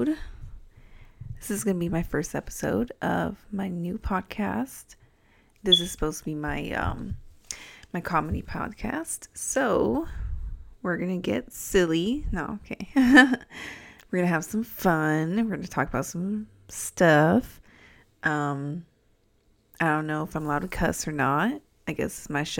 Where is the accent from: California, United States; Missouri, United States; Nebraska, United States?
California, United States; San Diego; accent: Californian; moved away as an adult; also born or lived in Albuquerque, New Mexico; now in Illinois, United States; I'm from California, if you couldn't tell by my accent